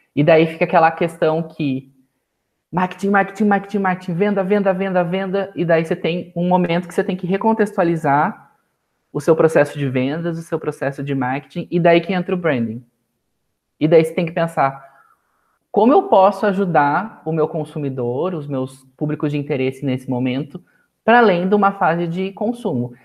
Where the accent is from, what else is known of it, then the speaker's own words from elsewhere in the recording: Sorocaba, São Paulo, Brazil; Sorocaba, que é a cidade onde eu nasci.